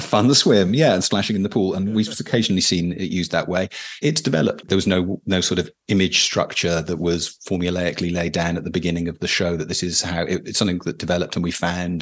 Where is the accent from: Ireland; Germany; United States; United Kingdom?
United Kingdom; as a British person